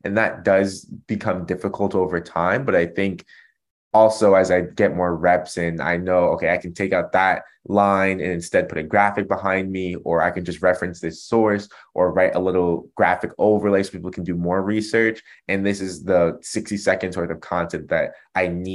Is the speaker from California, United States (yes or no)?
no; Germantown, Maryland, United States; I was born outside of Washington, D.C., so the capital of the United States, in a suburb, and the name of that county was called Montgomery County. And the town that I was in specifically, Germantown, Maryland